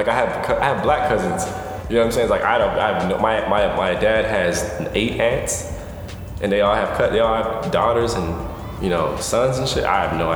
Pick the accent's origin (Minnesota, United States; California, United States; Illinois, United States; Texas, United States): Texas, United States; I'm from Texas